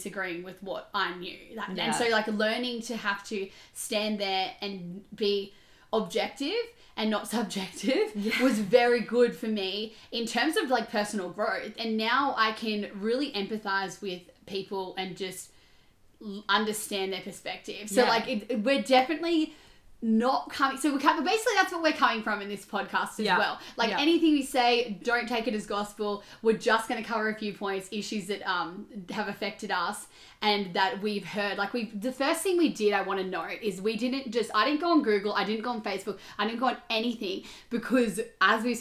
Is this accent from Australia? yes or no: yes; Australia; we're from Australia